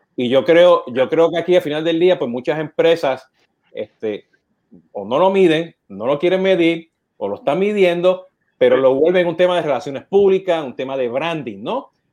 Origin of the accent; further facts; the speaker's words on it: Puerto Rico; now in United States; Siendo puertorriqueño, llamando con mi acento